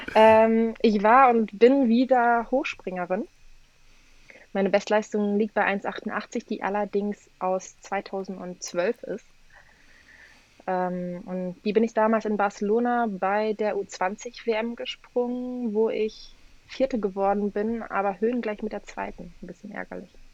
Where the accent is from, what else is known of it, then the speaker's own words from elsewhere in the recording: Cologne, North Rhine-Westphalia, Germany; also ich komme aus Köln, bin in Köln geboren, hier aufgewachsen. Ähm, allerdings kommt meine komplette Familie aus Polen